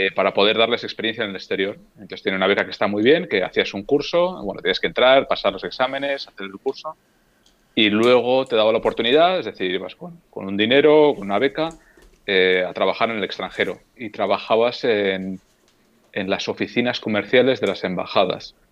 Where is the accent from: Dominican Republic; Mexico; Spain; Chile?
Spain; Getxo, Basque Country; moved away as an adult; now in Helsinki, Finland; de un pueblo o de un municipio a 10 kilómetros de Bilbao que se llama Guecho